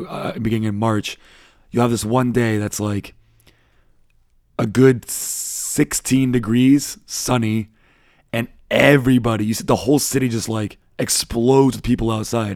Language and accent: English; United States; now in Germany; as an American